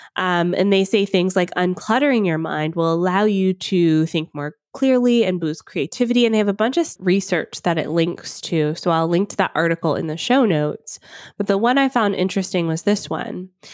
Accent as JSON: {"language": "English", "town": "Atlanta", "region": "Georgia", "country": "United States", "tie": "born or raised there", "moved": "yes", "lives_now": "Ontario, Canada", "said": "I grew up in Atlanta, Georgia"}